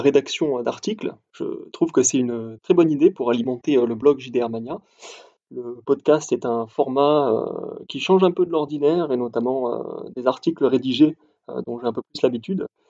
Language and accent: French; Montpellier, Occitania, France; je suis originaire de Montpellier